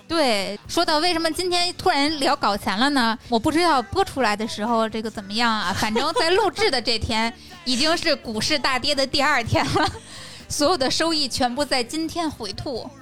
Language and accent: Chinese; a small border town in Tianjin, China; 我来自于天津的边陲小镇